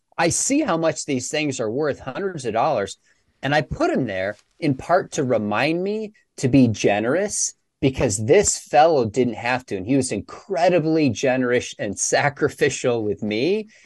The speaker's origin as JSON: {"language": "English", "town": "Dallas", "region": "Texas", "country": "United States", "said": "I'm from Dallas"}